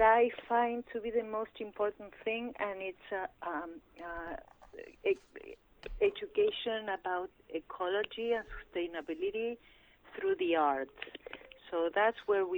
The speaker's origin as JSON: {"language": "English", "town": "Pergamino", "region": "Buenos Aires Province", "country": "Argentina", "tie": "born or raised there", "moved": "yes", "said": "In my hometown of Pergamino, in the province of Buenos Aires"}